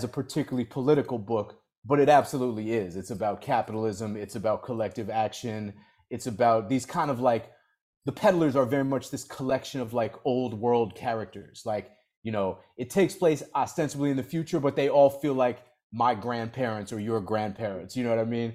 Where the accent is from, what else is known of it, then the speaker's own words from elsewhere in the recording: Boston, Massachusetts, United States; moved away as an adult; also born or lived in New York; I grew up in the Boston area